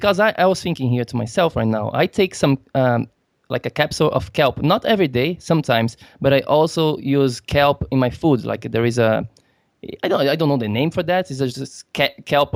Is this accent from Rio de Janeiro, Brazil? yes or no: no; Florianópolis, Santa Catarina, Brazil; now in United States; Florianópolis, my hometown